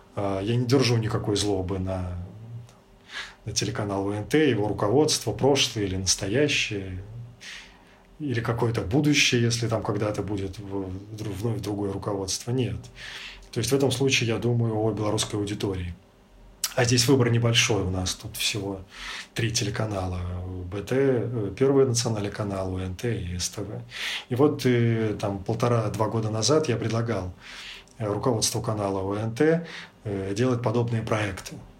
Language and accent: Russian; Belarus; moved away as an adult; also born or lived in Ukraine / Prague, Czech Republic; now in Europe; какие мы, белорусы, в 2020 году